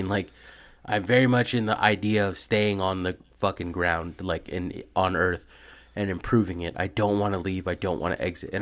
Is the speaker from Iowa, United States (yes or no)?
no; Bay Area, California, United States; I've grown up in like the Bay Area my whole life